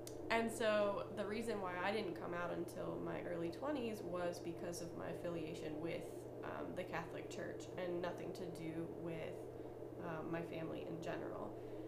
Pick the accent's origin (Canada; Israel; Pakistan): Canada; now in United States; So I am from Canada. My family is Canadian.